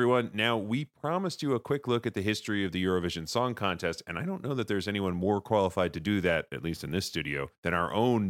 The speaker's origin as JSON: {"language": "English", "country": "United States", "said": "We're American."}